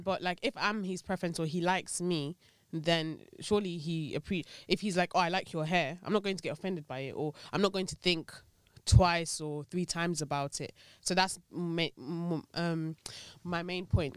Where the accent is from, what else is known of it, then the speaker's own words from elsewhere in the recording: Nigeria; being Nigerian